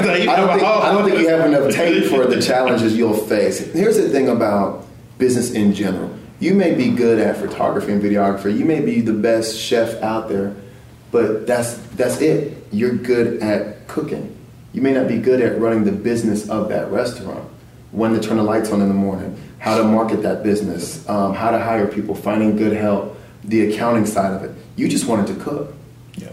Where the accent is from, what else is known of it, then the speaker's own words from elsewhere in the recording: Louisiana, United States; also born or lived in Frankfurt, Germany / Texas; My mom was in the Army for 22 years, so I was born in Frankfurt and moved and traveled my whole entire life. I basically grew up mainly in Louisiana and Texas, but we always traveled.